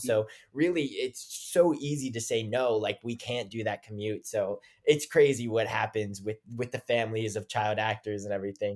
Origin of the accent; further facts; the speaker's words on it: West Virginia, United States; came from West Virginia